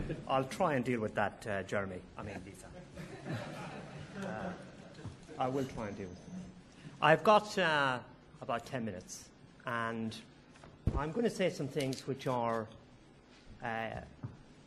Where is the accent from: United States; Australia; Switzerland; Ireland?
Ireland; now in United Kingdom; as an Irishman